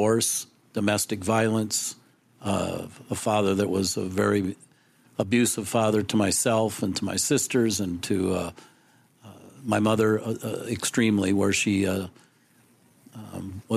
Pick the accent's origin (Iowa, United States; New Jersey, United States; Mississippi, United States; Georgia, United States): Iowa, United States; Council Bluffs; I was born in Council Bluffs, Iowa